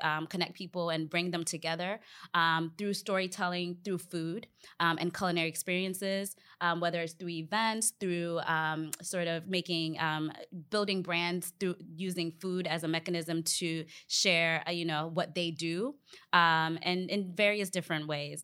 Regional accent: Northern Virginia, United States; also born or lived in Ghana; grew up in the U S here in the Washington, D C, D C area, Vir, um, Virginia, Northern Virginia to be specific.

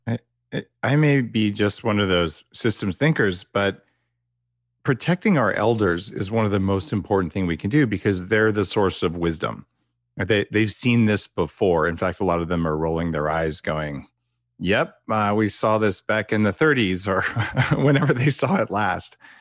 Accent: United States; moved away as an adult; now in Canada; as an American, by the way, I'm transplanted to Canada, I've been here for ten years

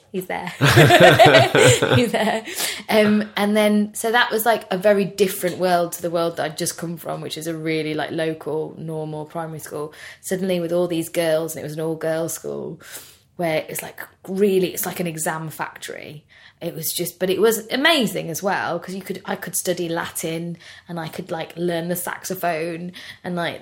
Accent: Birmingham, West Midlands, United Kingdom; we grew up in Birmingham.

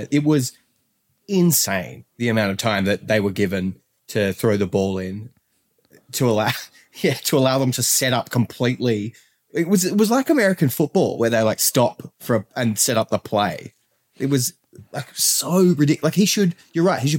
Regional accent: Australia; I come all the way from Australia to watch Spurs.

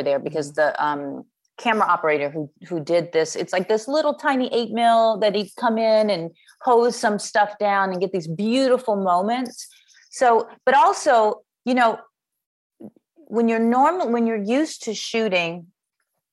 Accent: Chicago, Illinois, United States; I am from Chicago

